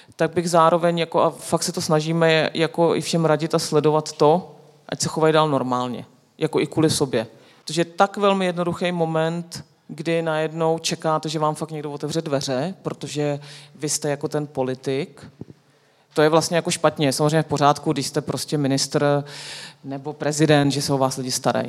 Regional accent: Czechia; Češi jsou, jako my jsme fantastický, nás ta politika furt zajímá

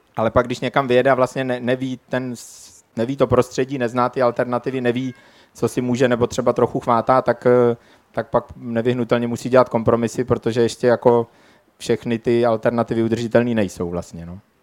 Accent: Czechia; moved away; also born or lived in Prague; já původně pocházím ze Šumavy, kde se tak nějak zdálo, že všechno s tím světem spíš pořádku. Všude nekonečný lesy, nikde žádný problémy, na samotě jsme vyrůstali

